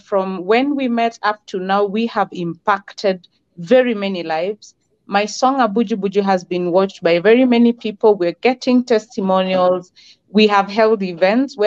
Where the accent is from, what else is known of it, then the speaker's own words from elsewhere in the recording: Kitui County, Kenya; I was born and raised in Kitui County, one of the arid counties in Kenya